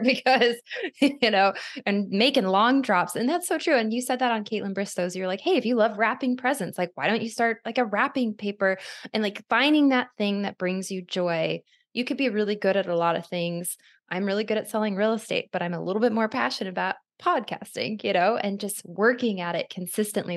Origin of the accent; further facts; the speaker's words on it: Arizona, United States; now in Los Angeles, United States; I'm from Arizona where people have these long-winded conversations